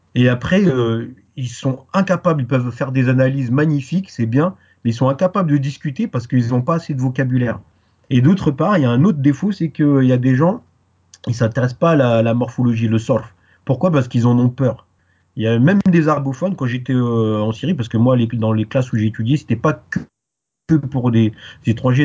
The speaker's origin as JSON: {"language": "French", "town": "Paris", "region": "Île-de-France", "country": "France", "tie": "born or raised there", "also_born_or_lived": "Guadeloupe", "first_language": "French", "said": "je suis euh, né euh, à Paris, donc ma langue maternelle c'est le français. je suis originaire de, de, la Guadeloupe, mes deux parents ils sont de, ils sont de la Guadeloupe"}